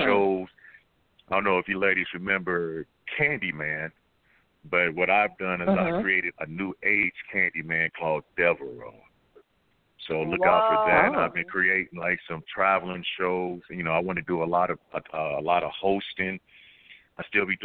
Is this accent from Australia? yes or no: no; Dayton, Ohio, United States; moved away as an adult; now in California, United States; I'm originally from Dayton, Ohio. I've been out here in California for about 18 years.